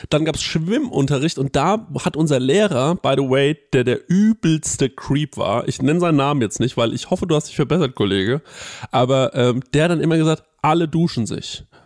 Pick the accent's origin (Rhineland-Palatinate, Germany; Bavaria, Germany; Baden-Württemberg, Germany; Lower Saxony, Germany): Bavaria, Germany; Goldbach; ich komme aus Goldbach, das ist ja so ein äh, Vorort von Aschaffenburg